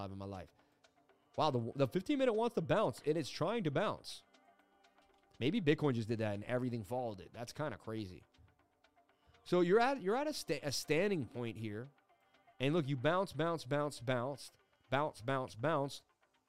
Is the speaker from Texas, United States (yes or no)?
no; Boston, Massachusetts, United States; moved away as an adult; also born or lived in New York City; I am from Boston, Mass. I lived in New York City for 20 years, but I'm in Boston, Mass right now.